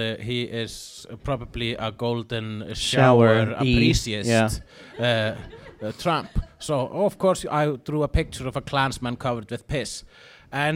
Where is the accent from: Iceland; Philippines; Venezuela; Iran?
Iceland; I am an Icelandic person